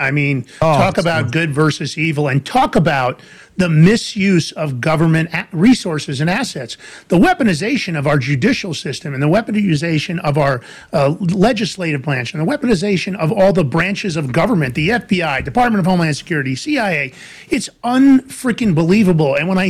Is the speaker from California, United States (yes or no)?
no; New York City, New York, United States; moved away; also born or lived in White Plains, New York; I'm a New Yorker. I grew up in Fordham Road, the Bronx. Later on, my parents made a little bit of money. We moved to White Plains in New York.